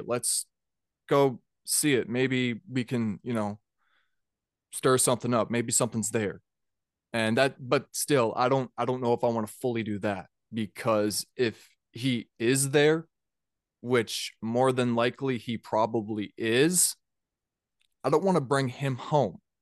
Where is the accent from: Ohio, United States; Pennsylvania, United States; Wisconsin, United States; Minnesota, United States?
Minnesota, United States; also born or lived in Georgia; I'm from Minnesota